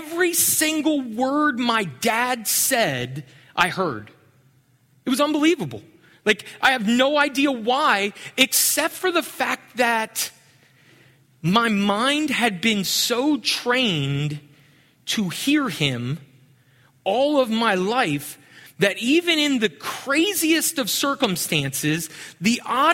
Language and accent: English; Pennsylvania, United States; moved away; I grew up in Pennsylvania